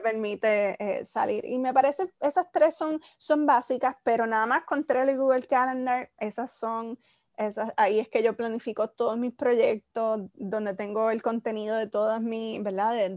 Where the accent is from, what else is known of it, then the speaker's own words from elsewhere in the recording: Isabela, Puerto Rico; moved away as an adult; also born or lived in Mayagüez, Puerto Rico; soy de Isabela. luego de estudiar 13 años en, el mismo colegio, me gradúo